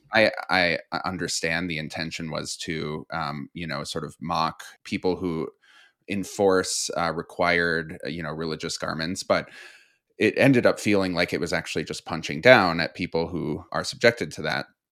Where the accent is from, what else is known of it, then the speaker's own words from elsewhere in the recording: Midwest, United States; a queer kid growing up in the Midwest